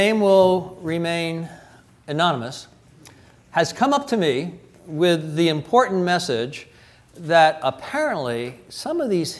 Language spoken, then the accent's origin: English; New York, United States; also born or lived in Illinois; now in California, United States; And even though I'm from New York and Illinois, I've been here for almost 40 years in Methodism.